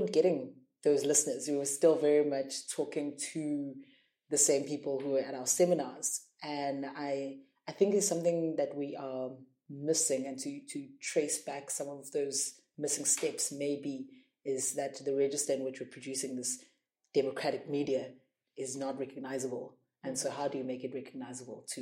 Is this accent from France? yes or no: no; South Africa; I grew up with such a rich history of radio and media producers in South Africa